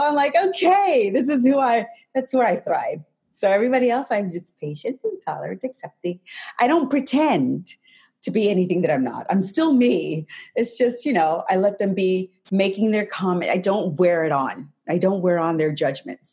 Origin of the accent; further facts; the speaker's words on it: New Mexico, United States; I grew up in New Mexico